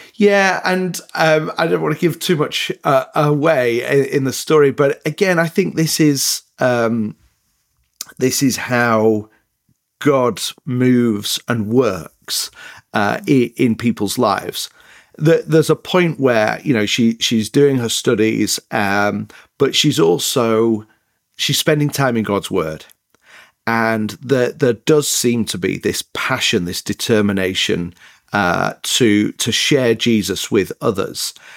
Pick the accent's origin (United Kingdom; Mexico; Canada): United Kingdom; Leeds, Yorkshire and the Humber; accent: northern, a bit mixed up; moved away as an adult; also born or lived in Northern Ireland / north of England; now in United States; a place called Leeds in the north of England is where I grew up